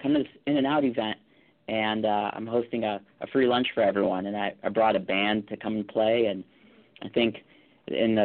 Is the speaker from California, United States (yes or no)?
yes; Calabasas, California, United States; I grew up in the Calabasas area